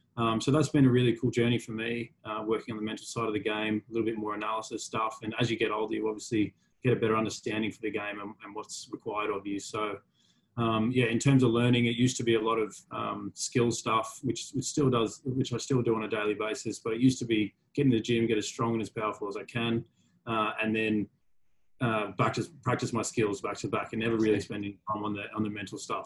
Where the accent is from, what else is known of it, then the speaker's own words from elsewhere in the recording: Sydney, New South Wales, Australia; I grew up in Manly on the northern beaches